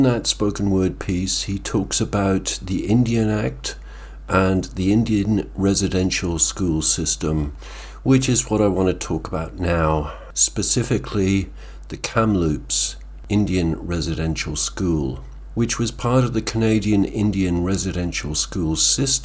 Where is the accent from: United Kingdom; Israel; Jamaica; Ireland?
Ireland; I'm Irish